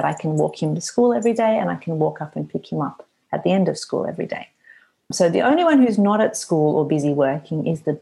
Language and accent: English; Australia; I have quite a good number of clients in Australia, my home country